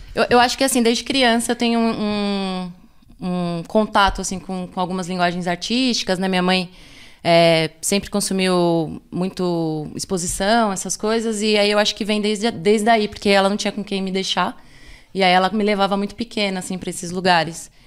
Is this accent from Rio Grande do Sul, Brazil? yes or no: no; São Paulo, Brazil; also born or lived in Capão Redondo; eu sou de uma outra Zona Sul que é ali mais da região do, do bairro do Socorro